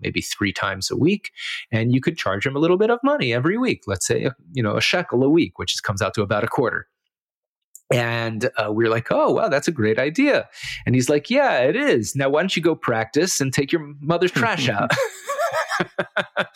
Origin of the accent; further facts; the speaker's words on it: Miami, Florida, United States; also born or lived in St. Louis, Missouri / Israel; I moved to Miami when I was 8 years old.